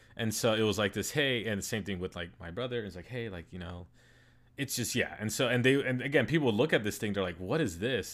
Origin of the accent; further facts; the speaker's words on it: United States; I was born in the United States, and so I'm, like, a U S citizen